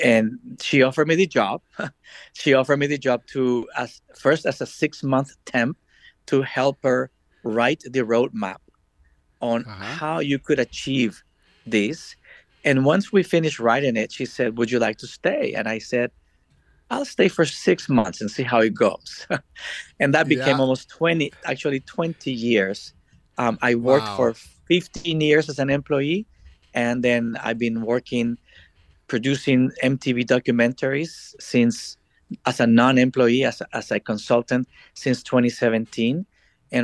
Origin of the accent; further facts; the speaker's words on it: El Salvador; moved away as an adult; also born or lived in Washington, D.C. / Miami; I was born and raised in El Salvador.